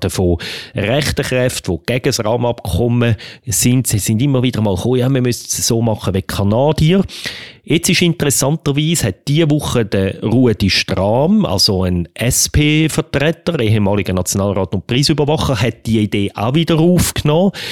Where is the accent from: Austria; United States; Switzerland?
Switzerland; und gleichzeitig ist halt in als Schweizer das Bedürfnis extrem stark